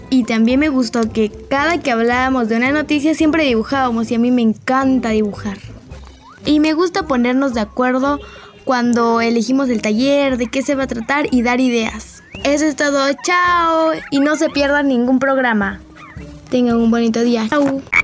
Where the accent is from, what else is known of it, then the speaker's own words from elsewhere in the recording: Oaxaca, Mexico; tengo 11 años y soy de Oaxaca